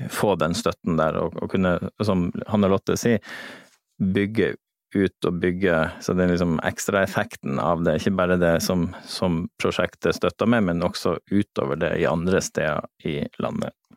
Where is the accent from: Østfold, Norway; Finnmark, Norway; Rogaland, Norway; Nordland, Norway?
Nordland, Norway; Lofoten; Jeg er fra Lofoten